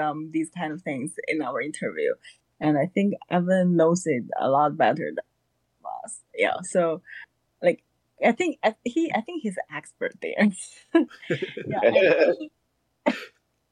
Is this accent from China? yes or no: yes; China; moved away as an adult; now in Georgia, United States; I'm now in Georgia, and I come from China. So I came to the U.S. in 2016 for graduate schools